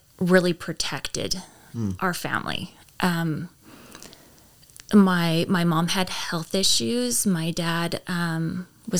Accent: Fallon, Nevada, United States; moved away as an adult; also born or lived in Canada; I grew up in Fallon, Nevada.

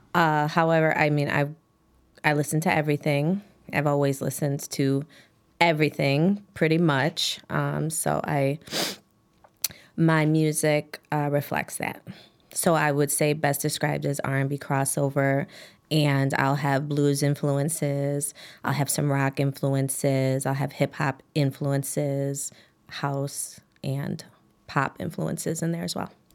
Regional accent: Chicago, Illinois, United States; I grew up on Damon and Grands

